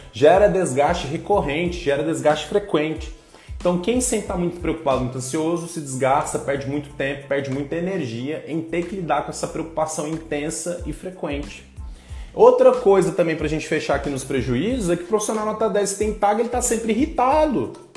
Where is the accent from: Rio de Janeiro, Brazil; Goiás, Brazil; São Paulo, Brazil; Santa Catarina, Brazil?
Goiás, Brazil; Goiânia; moved away; vem lá da minha terra, lá de Goiás